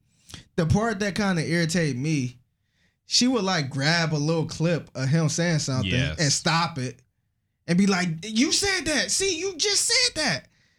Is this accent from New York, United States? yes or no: yes; New York, United States; And, you know, I'm from New York.